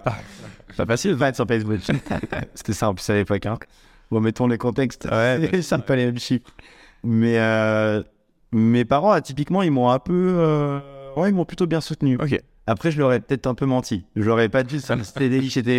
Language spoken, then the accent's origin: French; Saint-Étienne, Auvergne-Rhône-Alpes, France; j'ai grandi vers Saint-Étienne